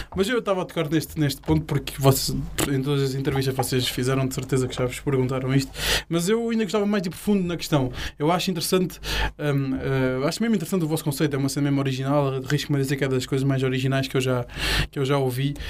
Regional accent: Faro, Algarve, Portugal; eu sou cá de Faro, mesmo cresci cá e nasci cá

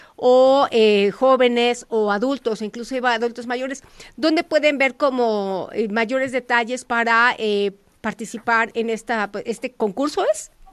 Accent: Mexico

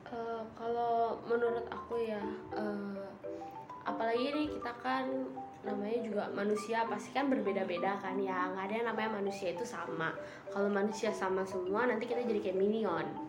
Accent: Indonesia; kita kan emang bukan orang Korea kita kan orang Indonesia

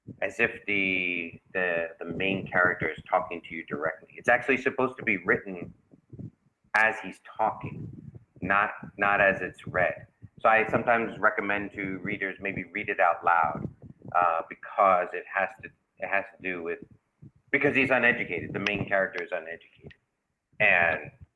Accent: New York, United States; me growing up in New York

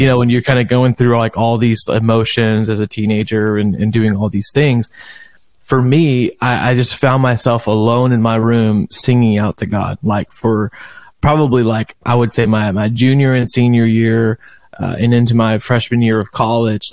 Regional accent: Beaumont, Texas, United States; I was born and raised in Beaumont, Texas

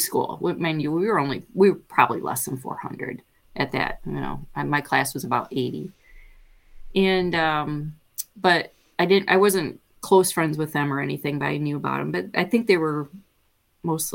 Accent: Linden, Michigan, United States; I'm born and raised in Michigan, and just not too far from here, a little town of Linden

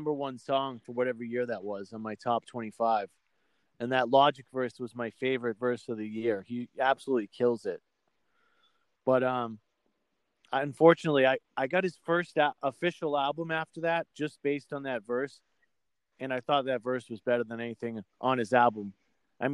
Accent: Exeter, New Hampshire, United States; growing up in Exeter, New Hampshire, in the Portsmouth area and stuff, when I was 13

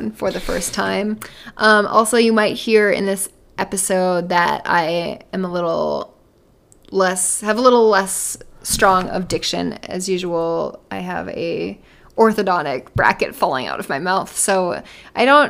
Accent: Midwest, United States; having grown up in the Midwest

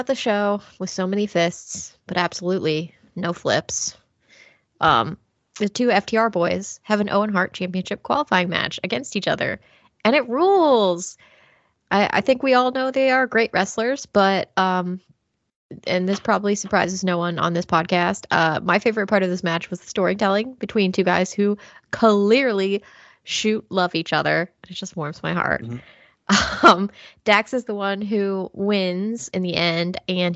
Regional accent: United Kingdom; me as a Brit

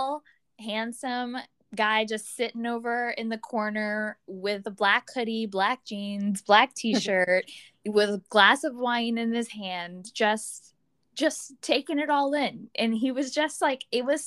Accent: Florida, United States; I was from Florida

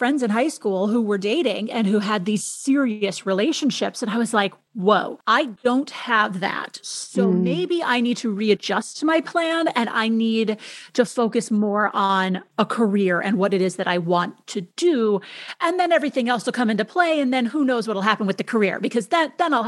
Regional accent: Minneapolis, Minnesota, United States; moved away as an adult; also born or lived in Madison, Wisconsin / Rhinelander, Wisconsin / San Francisco; I grew up in Minneapolis

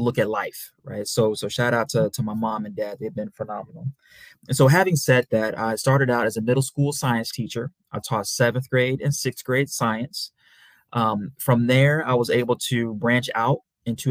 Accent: St. Louis, Missouri, United States; also born or lived in Memphis, Tennessee; I'm from St. Louis, Missouri, by way of Memphis, Tennessee.

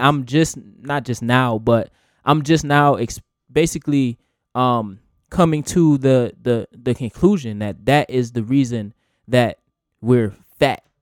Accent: United States; we just happen to be born in America.

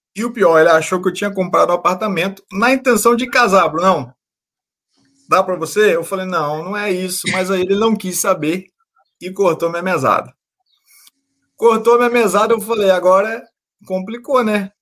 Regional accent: Campos dos Goytacazes, Rio de Janeiro, Brazil; Eu sou do Rio de Janeiro, né, na cidade de Campos Goitacazes, no interior do Rio de Janeiro.

